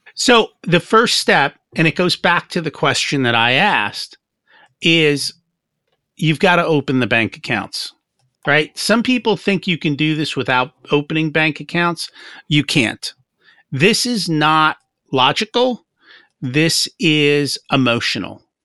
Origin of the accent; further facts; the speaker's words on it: New Jersey, United States; I grew up in Jersey